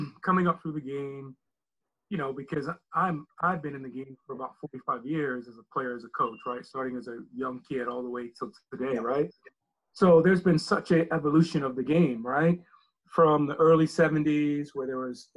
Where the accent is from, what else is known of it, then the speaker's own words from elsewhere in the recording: Atlanta, Georgia, United States; moved away; I grew up playing soccer in Atlanta